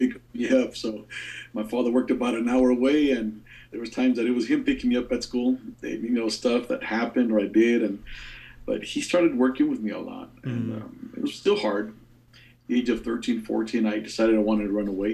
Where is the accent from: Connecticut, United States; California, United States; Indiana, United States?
California, United States; Baldwin Park; now in Columbus, United States; we grew up in Baldwin Park under Pastor Oscar Barbosa back in those days in East LA District